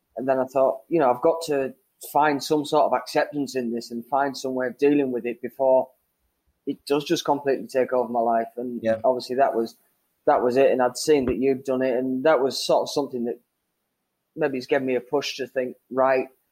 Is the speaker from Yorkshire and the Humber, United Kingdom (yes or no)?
yes; Whitby, Yorkshire and the Humber, United Kingdom; moved away; little little town on the North Yorkshire coast, uh, Whitby